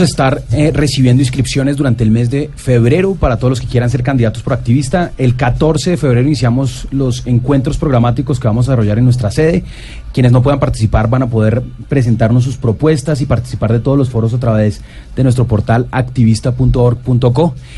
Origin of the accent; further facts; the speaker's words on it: Bogotá, Colombia; also born or lived in Medellín / Germany / London; crecí en Bogotá, soy de Medellín